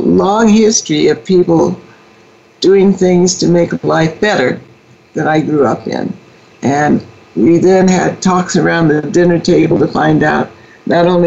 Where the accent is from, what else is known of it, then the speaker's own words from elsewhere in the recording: Indianapolis, Indiana, United States; also born or lived in Philadelphia; I was born in Philadelphia, and over my objection, my parents moved to Indianapolis. I think I screamed the whole way as a two-year-old. We moved which was the home state for both of my parents. And so began my formative years in Indianapolis